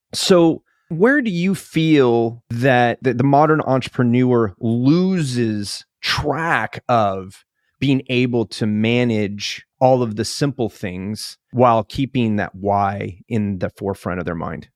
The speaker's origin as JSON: {"language": "English", "region": "California", "country": "United States", "tie": "born or raised there", "also_born_or_lived": "Alaska", "moved": "yes", "said": "I grew up in California"}